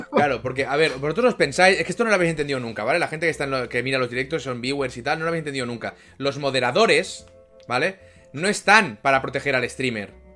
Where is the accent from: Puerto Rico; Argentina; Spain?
Spain; Barcelona, Catalonia; de Barcelona